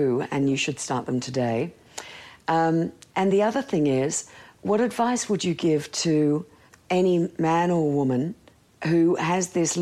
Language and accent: English; Australia; moved away; I'm from Australia